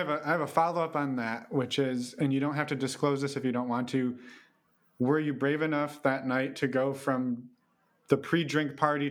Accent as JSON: {"language": "English", "region": "California", "country": "United States", "tie": "born or raised there", "said": "I guess growing up in the Bay Area, it was sort of not mad."}